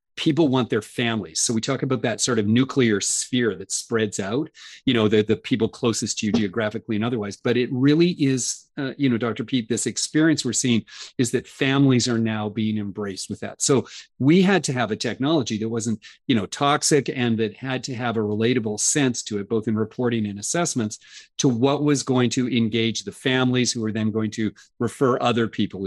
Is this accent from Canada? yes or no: yes; Canada; I'm Canadian